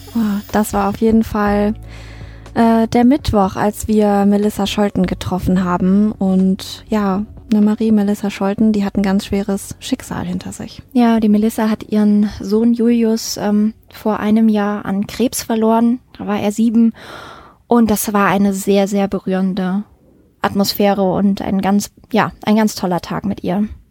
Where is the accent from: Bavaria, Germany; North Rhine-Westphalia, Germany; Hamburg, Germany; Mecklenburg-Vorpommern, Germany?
North Rhine-Westphalia, Germany; Mettmann; moved away; wir sind, äh, in meiner alten Heimat im, äh, Mettmann